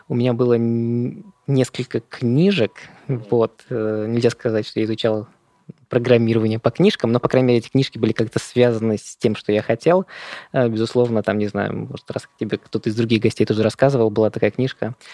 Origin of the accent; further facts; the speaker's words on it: Moscow, Russia; Я вырос в Москве